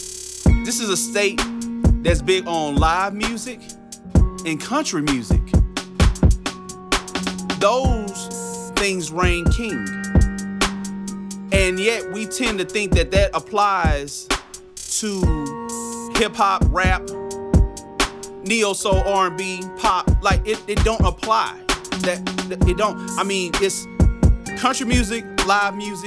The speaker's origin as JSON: {"language": "English", "town": "Dallas", "region": "Texas", "country": "United States", "said": "I'm from Dallas, Texas"}